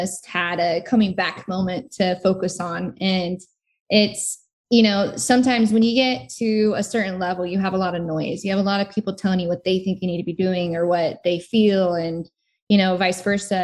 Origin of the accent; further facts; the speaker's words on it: United States; as an American